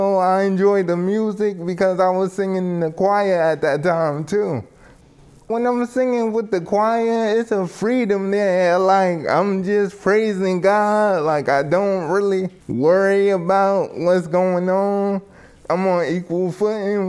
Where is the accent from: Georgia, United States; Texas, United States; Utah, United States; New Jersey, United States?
New Jersey, United States; Somerset; I'm from Somerset, New Jersey